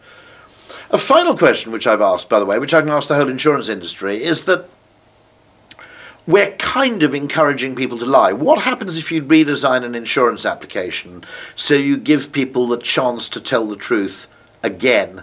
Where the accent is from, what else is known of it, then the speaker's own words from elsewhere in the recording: United Kingdom; As a Brit